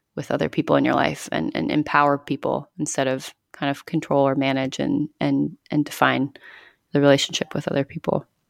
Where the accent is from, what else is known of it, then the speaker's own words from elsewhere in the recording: Northern California, United States; now in New York, United States; I grew up in California, in Northern California